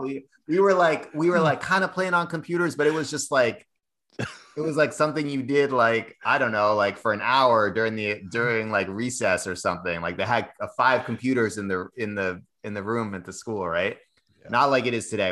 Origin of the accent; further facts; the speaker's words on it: Cambridge, Massachusetts, United States; I, I grew up in Cambridge, Massachusetts, uh, went to a big public high school